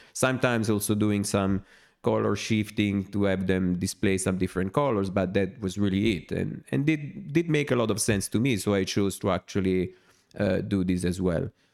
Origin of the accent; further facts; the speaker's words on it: Naples, Campania, Italy; since I'm from Naples, from in the south of Italy